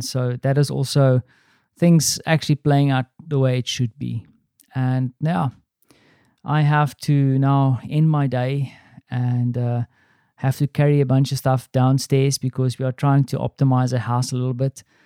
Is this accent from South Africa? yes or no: yes; South Africa; accent: South African; now in Poland; my South African accent